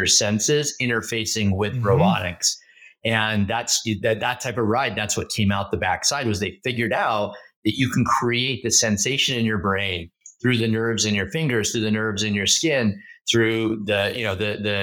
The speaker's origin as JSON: {"language": "English", "region": "Southern Oregon", "country": "United States", "tie": "born or raised there", "moved": "yes", "lives_now": "Bay Area, United States", "said": "growing up in Southern Oregon. I grew up in a really small rural town"}